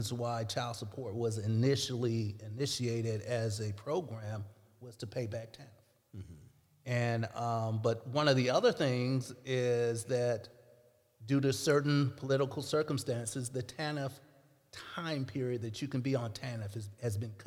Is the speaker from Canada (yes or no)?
no; St. Louis, Missouri, United States; also born or lived in Jefferson City; the friends I grew up with in St. Louis